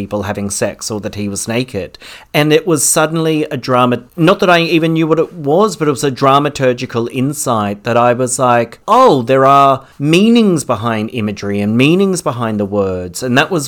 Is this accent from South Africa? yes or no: no; Parramatta, New South Wales, Australia; moved away as an adult; also born or lived in Wagga Wagga; now in Melbourne, Australia; Growing up in Parramatta, being gay was completely foreign